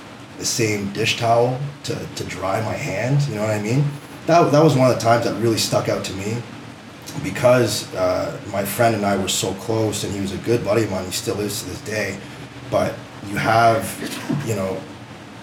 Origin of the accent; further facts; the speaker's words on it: Windsor, Ontario, Canada; grew up on the West End of Windsor, so a lot of diversity in the area that I grew up